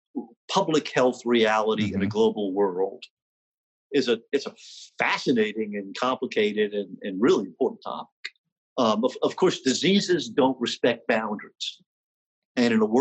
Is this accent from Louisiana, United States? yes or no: yes; New Orleans, Louisiana, United States; my beloved hometown of New Orleans